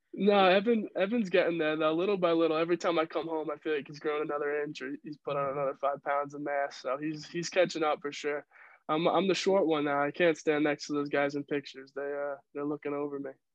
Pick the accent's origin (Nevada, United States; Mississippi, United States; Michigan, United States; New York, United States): New York, United States; Yorktown Heights; moved away as an adult; also born or lived in Maryland; growing up in Yorktown